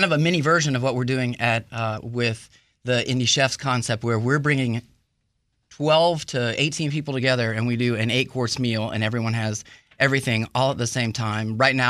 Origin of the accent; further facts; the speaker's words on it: Atlanta, Georgia, United States; So I'm from Atlanta, Georgia.